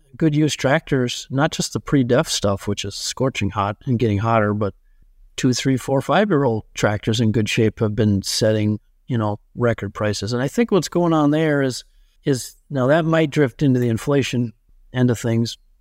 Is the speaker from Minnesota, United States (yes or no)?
yes; Benson, Minnesota, United States; my hometown of Benson, Minnesota